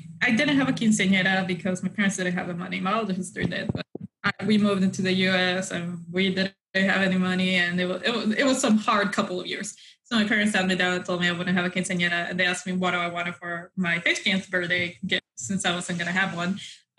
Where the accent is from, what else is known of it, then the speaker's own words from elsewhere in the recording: Mexico; moved away; when I grew up in Mexico